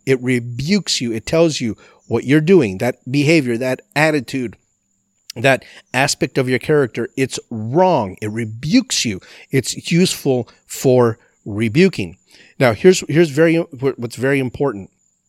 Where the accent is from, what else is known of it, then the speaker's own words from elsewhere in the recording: El Paso, Texas, United States; moved away as an adult; I grew up in El Paso, Texas, far, far, far west Texas, as far west Texas as you can possibly get. And I didn't leave El Paso till I was 18 years old when I moved to San Antonio to go to Bible college.